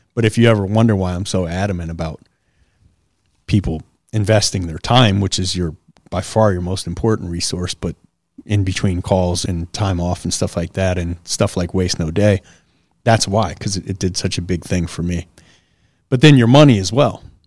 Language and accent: English; Detroit, Michigan, United States; Southwest Detroit. For those of you who know Detroit, I grew up off